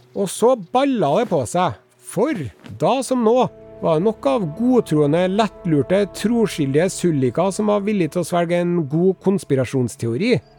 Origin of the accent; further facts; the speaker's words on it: Norway; vi i Norge